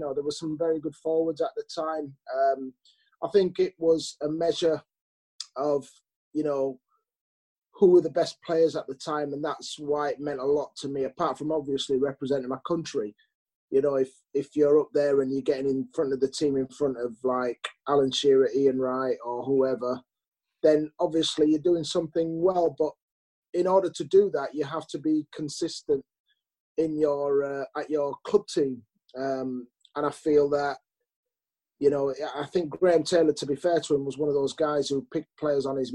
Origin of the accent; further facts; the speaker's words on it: Leeds, Yorkshire and the Humber, United Kingdom; Leeds, look, it's my hometown